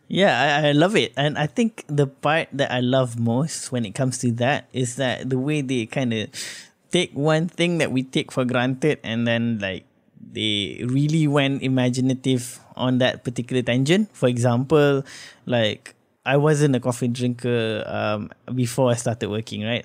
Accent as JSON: {"language": "English", "country": "Malaysia"}